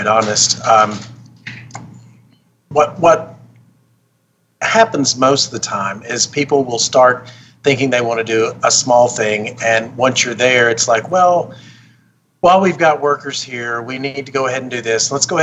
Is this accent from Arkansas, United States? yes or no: yes; Arkansas, United States; now in Las Vegas, United States; I grew up in Arkansas